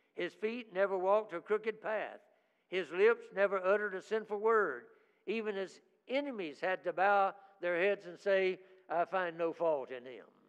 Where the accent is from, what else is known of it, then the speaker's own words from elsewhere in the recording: United States; I'm an American